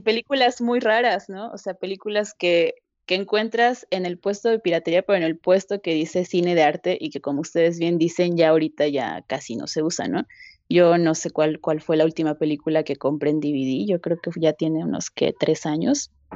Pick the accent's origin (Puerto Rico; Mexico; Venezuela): Mexico; León, Guanajuato; also born or lived in Mexico City; yo nací en Ciudad de México, pero mi familia se mudó a, a León